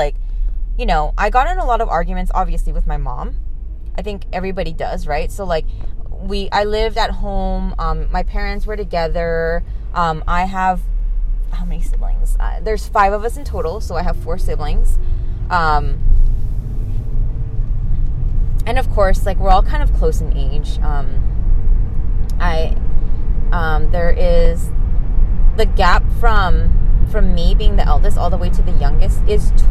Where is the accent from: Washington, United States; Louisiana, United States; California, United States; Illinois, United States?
California, United States; I was born here in California